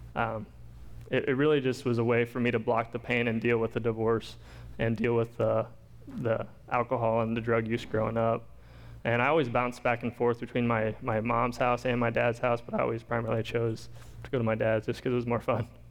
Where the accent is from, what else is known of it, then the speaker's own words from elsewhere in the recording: Pekin, Illinois, United States; also born or lived in Champaign, Illinois; I grew up in Pekin, which isn't very far from here. Moved over to Pekin when I was about two from Champaign.